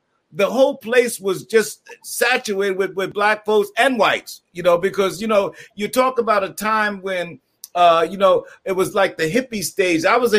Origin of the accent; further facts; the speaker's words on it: Mount Vernon, New York, United States; also born or lived in Bronx, New York; now in Brooklyn, United States; born and raised in the great city of Mount Vernon, New York. I live in Brooklyn. I'm from the Bronx, but my soul is Harlem. I am so damn Harlem.